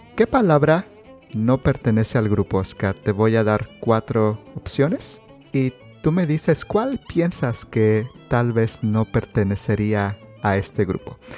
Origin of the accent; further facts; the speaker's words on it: Mexico; yo crecí en, en el Estado de México, en la Ciudad de México